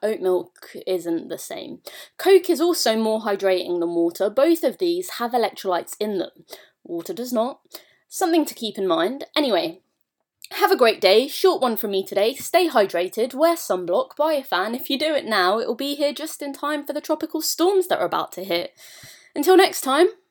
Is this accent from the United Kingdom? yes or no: yes; United Kingdom; being British